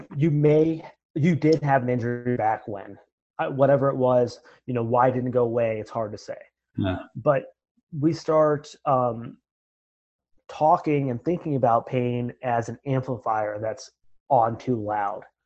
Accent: Marion, Ohio, United States; moved away as an adult; also born or lived in Grenada; I'm from Marion, Ohio. It's a, a small town just north of Columbus.

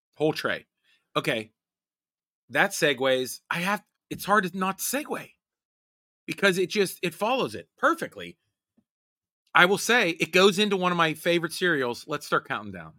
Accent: Pittsburgh, Pennsylvania, United States; I am from Pittsburgh

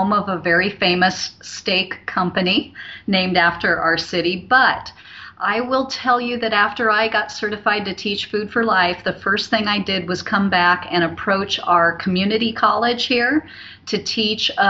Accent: Omaha, Nebraska, United States; I'm born and raised in Omaha.

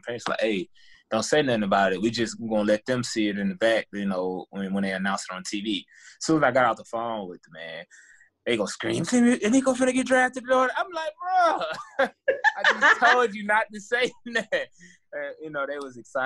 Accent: the South, United States; I'm from the South

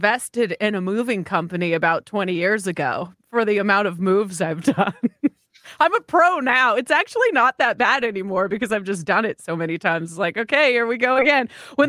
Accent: Seattle, Washington, United States; also born or lived in Vancouver; I grew up in the Seattle area. I am Canadian, so I was born in Vancouver, moved to Seattle when I was about 5-6 years old.

